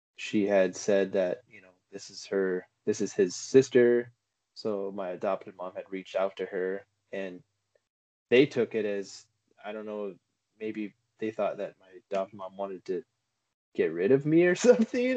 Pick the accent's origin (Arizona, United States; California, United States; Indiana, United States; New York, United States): Arizona, United States; Prescott; I'm from Prescott